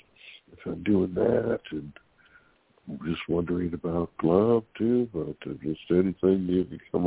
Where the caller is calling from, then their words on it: California, United States; calling from California.